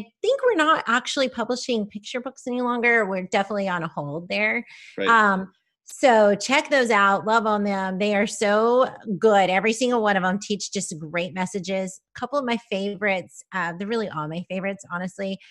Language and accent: English; Kansas, United States; I'm from Kansas